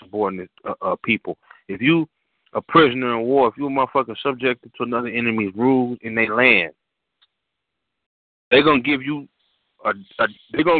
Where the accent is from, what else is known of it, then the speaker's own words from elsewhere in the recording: California, United States; I'm from California